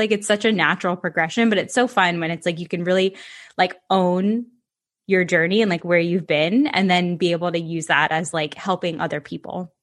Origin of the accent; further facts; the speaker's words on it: Ocala, Florida, United States; Ocala, Central Florida.